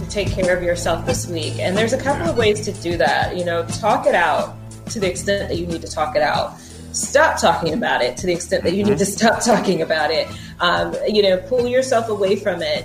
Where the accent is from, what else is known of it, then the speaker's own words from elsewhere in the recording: West Coast, United States; moved away; I'm from the West Coast